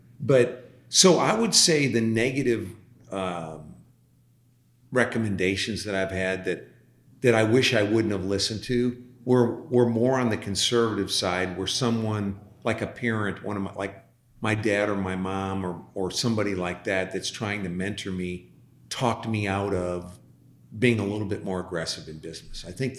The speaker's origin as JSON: {"language": "English", "region": "Midwest", "country": "United States", "said": "you come from the Northeast. I come from the Midwest."}